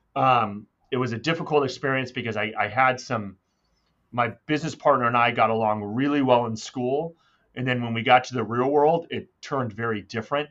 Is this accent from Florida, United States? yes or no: no; Irvine, California, United States; also born or lived in Newport Beach, California; I grew up in Irvine, California